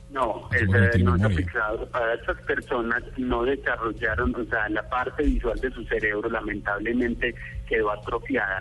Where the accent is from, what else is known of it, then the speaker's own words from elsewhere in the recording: Colombia; moved away; also born or lived in Switzerland; yo como colombiano